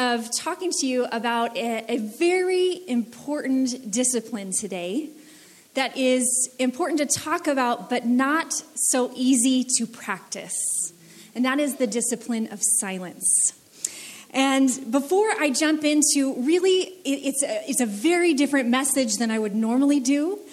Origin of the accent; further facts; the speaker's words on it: United States; I grew up in the United States